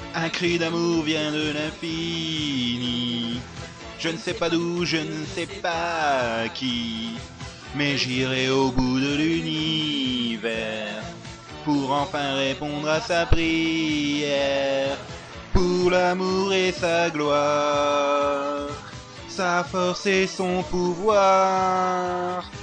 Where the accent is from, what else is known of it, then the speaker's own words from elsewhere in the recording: Lorraine, Grand Est, France; accent: Lorrain; mon accent lorrain